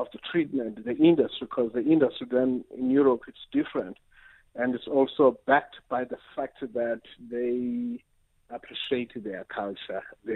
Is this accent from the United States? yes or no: no; Transkei, Eastern Cape, South Africa; moved away; also born or lived in Diepkloof, Johannesburg; I come from the Transkei, you know. Back then for me, the Transkei was a symbol of black pride, black achievement, and all of that, because I grew up seeing all these black people doing